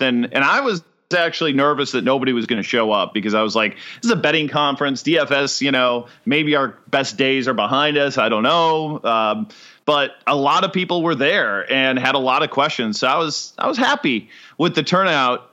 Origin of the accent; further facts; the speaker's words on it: Chicago, Illinois, United States; moved away as an adult; also born or lived in Ohio / Huntsville, Alabama; now in Jacksonville, United States; suburban Chicago is where I lived most of my